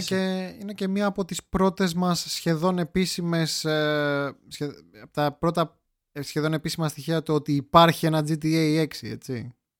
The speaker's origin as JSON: {"language": "Greek", "country": "Greece", "said": "εγώ που είμαι Έλληνας"}